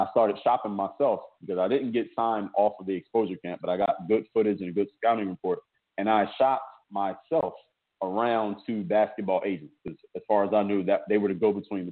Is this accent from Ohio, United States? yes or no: no; Philadelphia, Pennsylvania, United States; now in Miami, United States; I'm actually from Philadelphia